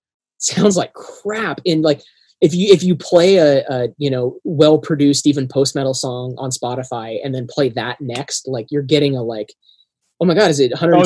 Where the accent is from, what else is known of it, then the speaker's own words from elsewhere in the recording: Cascadia, Pacific Northwest, United States; I'm also from Cascadia and from the region.